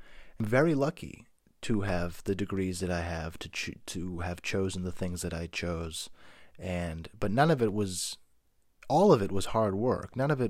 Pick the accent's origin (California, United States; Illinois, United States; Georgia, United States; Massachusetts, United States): Massachusetts, United States; Boston; I grew up dirt poor in South Boston, Massachusetts.